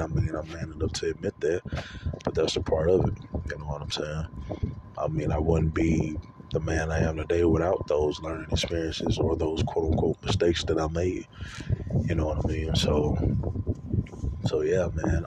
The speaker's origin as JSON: {"language": "English", "region": "Louisiana", "country": "United States", "moved": "as an adult", "lives_now": "Texas, United States", "said": "I'm originally from Louisiana. I currently live in Texas. I left. Uh, I left March of 2018."}